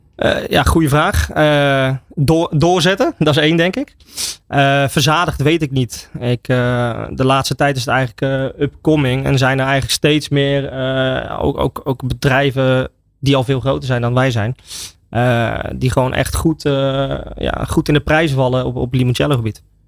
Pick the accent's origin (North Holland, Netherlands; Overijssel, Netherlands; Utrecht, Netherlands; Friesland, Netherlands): Utrecht, Netherlands; Oudewater; Ik kom dus uit Oude Water en wij hebben in Oude Water een gezegde.